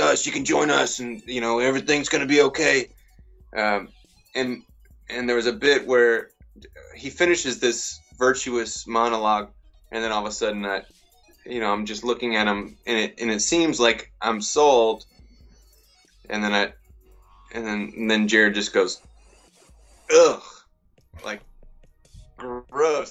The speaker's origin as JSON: {"language": "English", "region": "Georgia", "country": "United States", "said": "I'm from Georgia"}